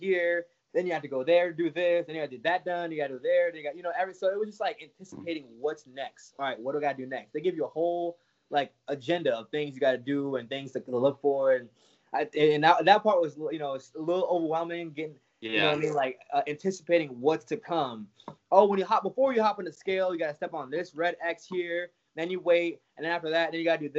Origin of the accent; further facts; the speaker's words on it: Jamaica; moved away; I grew up in Jamaica since I was 9